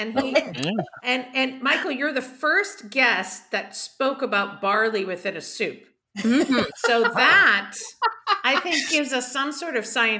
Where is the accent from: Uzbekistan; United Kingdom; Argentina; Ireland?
Ireland; I'm Irish. So what's the point?